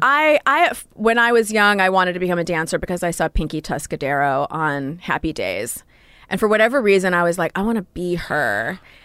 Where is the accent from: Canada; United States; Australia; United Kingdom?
United States; Royal Oak, Michigan; moved away; A suburb of Detroit called Royal Oak